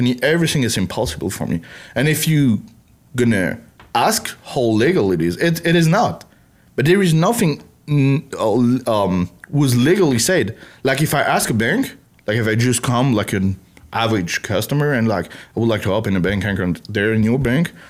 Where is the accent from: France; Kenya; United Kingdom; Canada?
France; English is a second language; moved away as an adult; now in Texas, United States; I come from France